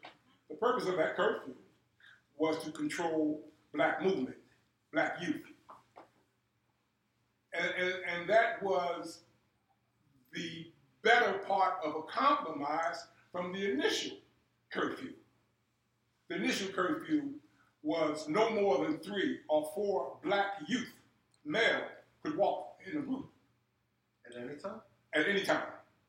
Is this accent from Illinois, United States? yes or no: no; Philadelphia, Pennsylvania, United States; I was born and raised here in Philadelphia. I was born and raised on 27th and Ridge in a housing project.